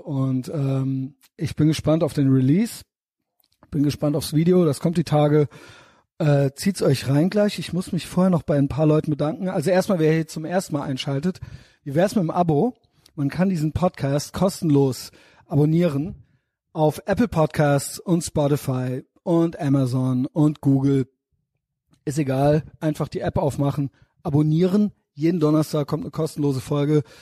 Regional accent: Koblenz, Rhineland-Palatinate, Germany; ich bin aus Koblenz, alles drumherum äh, habe ich natürlich mitgenommen äh, in meinen jungen Jahren

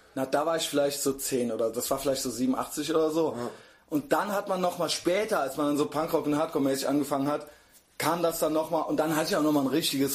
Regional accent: Koblenz, Rhineland-Palatinate, Germany; now in Cologne, Germany; ich bin ja aus Koblenz, born mhm. and raised in Koblenz

